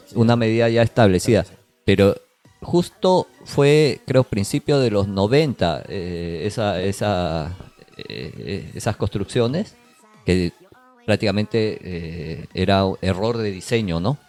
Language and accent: Spanish; Peru; now in Japan; Nosotros que somos peruanos, hemos pasado en Perú